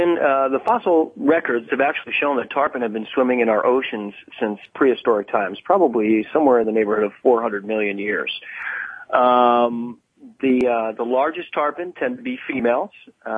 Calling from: Boca Grande, Florida, United States; Yes, as a matter of fact, I am calling you from Boca Grande as we speak.

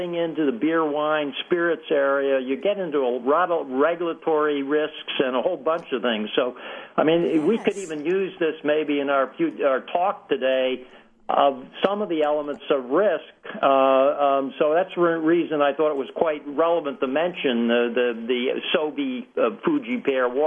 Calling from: South Salem, New York, United States; Okay, well, I'm in my home office in South Salem, New York, and it's almost 1.30 here

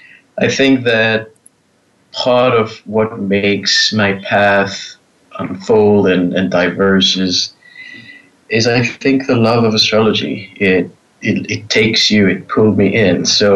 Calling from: Israel; Well, I'm in Israel at the moment. So we're on evening hours and happy to participate.

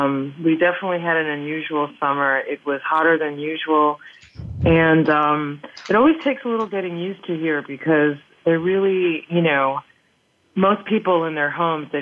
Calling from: Paris, Île-de-France, France; Well, yes, I'm calling you from Paris, France, where we are enjoying a very typical autumn day.

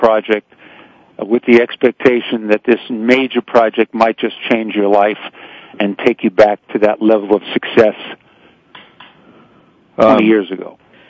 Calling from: Hollywood, California, United States; I'm in Hollywood.

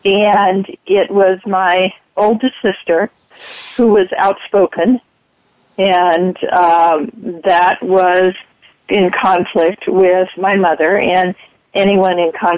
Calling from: San Diego, California, United States; Hi, I'm from San Diego.

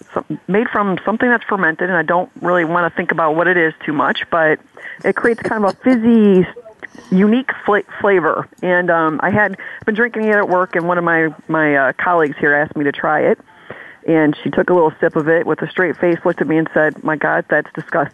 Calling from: Detroit, Michigan, United States; I am calling from the wonderful city of Detroit in Michigan

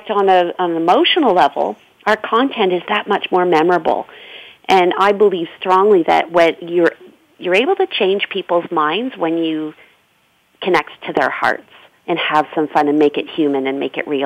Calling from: Ontario, Canada; definitely uh, in Canada.

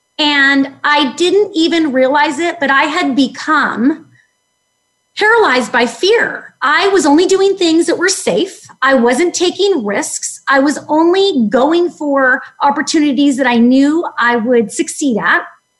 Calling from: Rocklin, California, United States; I am in Northern California. It's a suburb called Rocklin. It's near Sacramento.

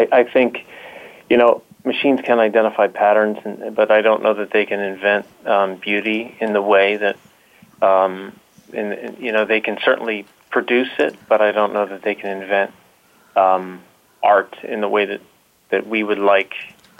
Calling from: Philadelphia, Pennsylvania, United States; I'm calling in from Philadelphia, Pennsylvania.

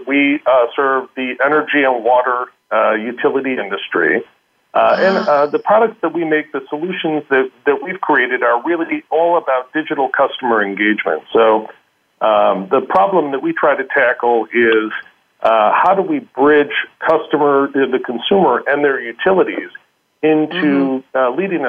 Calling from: Vienna, Austria; I normally live in San Francisco, but I'm calling in from Vienna.

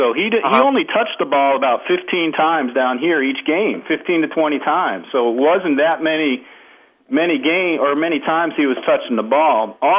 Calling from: Georgia, United States; I'm calling from the University of Georgia, actually

